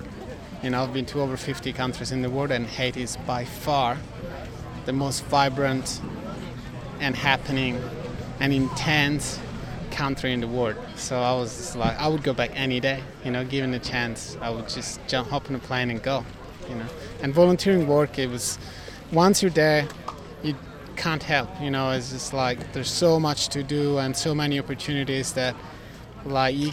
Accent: Italy; moved away as an adult; now in Byron Bay, Australia; I'm from Italy, but I've been living in Byron Bay for the last 6 years.

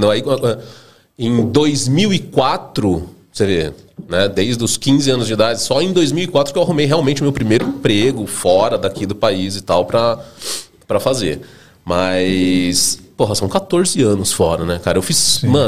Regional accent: Campinas, São Paulo, Brazil; Na verdade, eu nasci em São Paulo, né? E aí meus pais mudaram para Campinas, sei lá, eu devia ter uns 4 anos de idade, assim, mais ou menos. Então eu acabei crescendo lá em Campinas

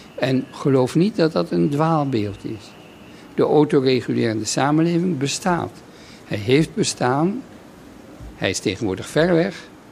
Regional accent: Netherlands; moved away as an adult; een heel leven buiten Nederland eh, eh, terug te keren in, in mijn vaderland.

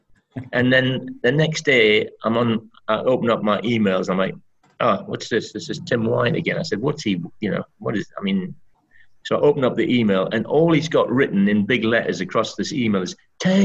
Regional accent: Berwick-upon-Tweed, North East England, United Kingdom; moved away as an adult; also born or lived in Birmingham; my hometown of Berwick

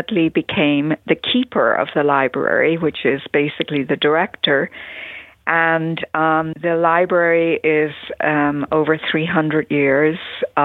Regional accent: Dublin, Leinster, Ireland; moved away as an adult; now in Wisconsin, United States; I grew up in Dublin in Ireland. I was born there

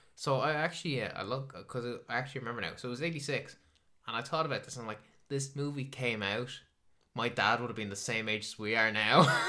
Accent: Ireland

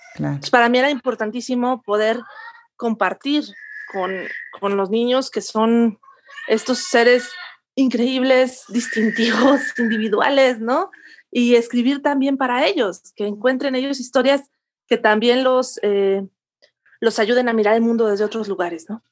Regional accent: León, Guanajuato, Mexico; also born or lived in Spain / Mexico City; now in Cuernavaca, Mexico; yo me, me crié, nací y me crié en León, Guanajuato

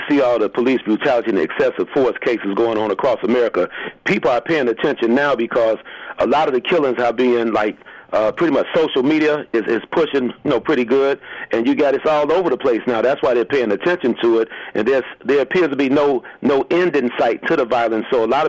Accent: Chicago, Illinois, United States; When I was like 16, 17, I grew up in the Henry Horner Projects on the west side of Chicago.

